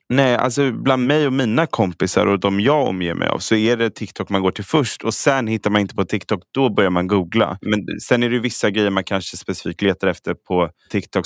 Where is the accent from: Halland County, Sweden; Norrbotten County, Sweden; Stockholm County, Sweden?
Stockholm County, Sweden; Stockholm; Jag är så stockholmare.